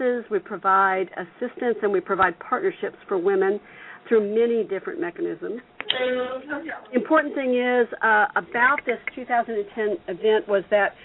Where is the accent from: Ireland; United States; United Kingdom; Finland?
United States; the South; I'm from the South and I talk real fast